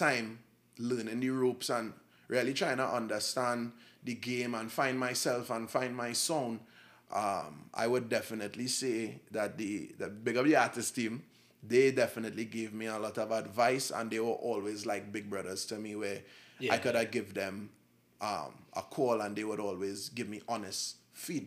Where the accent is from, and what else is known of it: Trinidad & Tobago